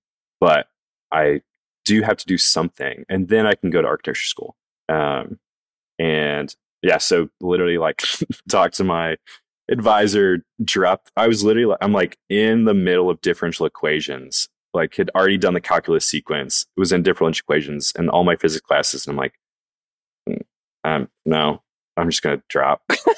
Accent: the South, United States; I think especially growing up in the South and being a man and being told like, dude, you're going to have a family.

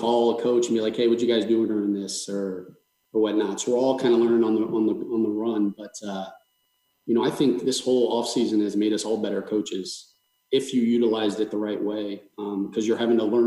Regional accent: South Florida, United States; I'm from South Florida

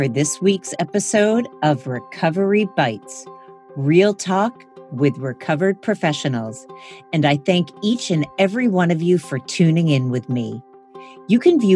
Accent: East Coast, United States; moved away as an adult; also born or lived in California; I grew up on the East Coast. I was in California for almost 17 years

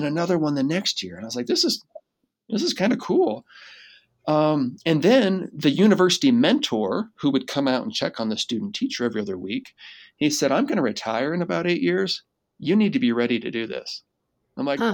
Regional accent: Seattle, Washington, United States; moved away as an adult; also born or lived in Utah; I'm from Seattle

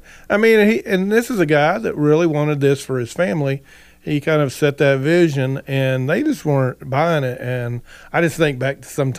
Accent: United States; sometimes we as American people, we just work so hard.

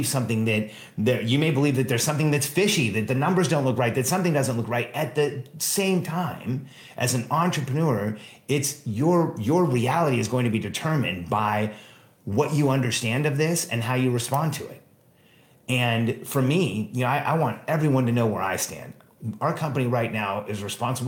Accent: Mexico; now in United States; I was born in Mexico

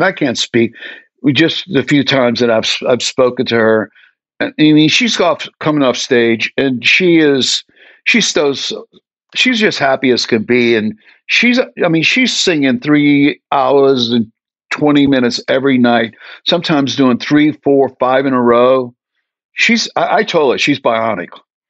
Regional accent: New Orleans, Louisiana, United States; You know, if we have sponsors, I'm from New Orleans. It's called Lanyap.

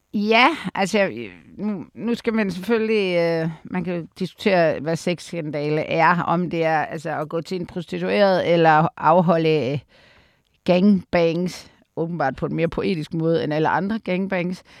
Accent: Aarhus, Central Denmark Region, Denmark; jeg er jo fra Aarhus

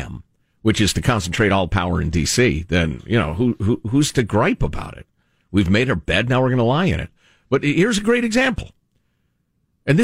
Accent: Upper Midwest, United States; moved away; I grew up in the upper Midwest

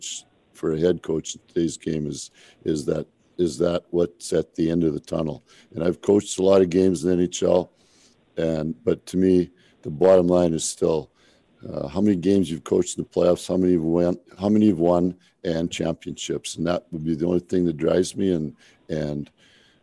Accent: Alberta, Canada; I'm from Alberta. My family's from Alberta.

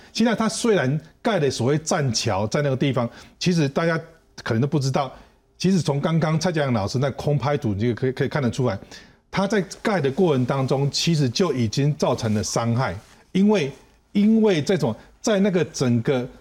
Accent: Taichung, Taiwan; moved away; 我本身来自台中是。那我的家人，我的父母八十几岁了，然后我的，我的兄弟姐妹都是住在台中

